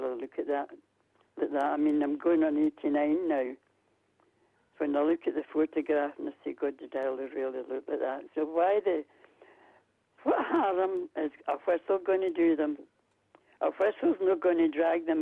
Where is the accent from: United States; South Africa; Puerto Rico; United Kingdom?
United Kingdom; Glasgow, Scotland; moved away as an adult; now in Kirkcaldy, United Kingdom; I'm 30 years here, but I was born and bred in Glasgow.